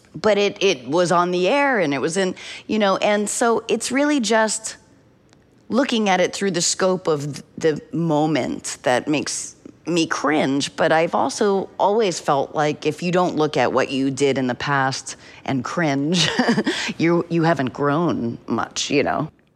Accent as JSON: {"language": "English", "region": "New Hampshire", "country": "United States", "tie": "born or raised there", "said": "growing up in New Hampshire"}